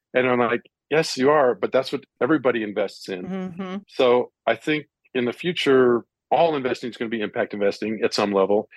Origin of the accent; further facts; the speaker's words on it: India; I grew up in India